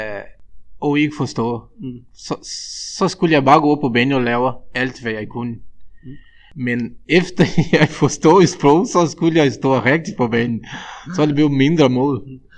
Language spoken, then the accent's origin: Danish; Brazil; Danish is a second language; moved away as an adult; now in Denmark; vi som brasilianere